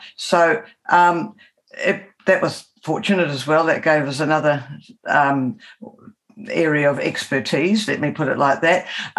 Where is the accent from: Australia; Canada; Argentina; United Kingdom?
United Kingdom; England